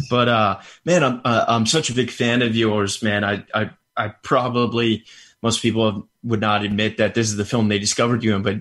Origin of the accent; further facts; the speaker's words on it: New York City, New York, United States; I grew up in Brooklyn.